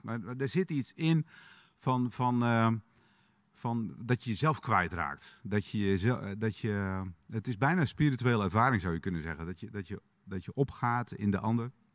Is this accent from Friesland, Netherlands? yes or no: yes; Frisian countryside, Friesland, Netherlands; ik ben opgegroeid in het Friese platteland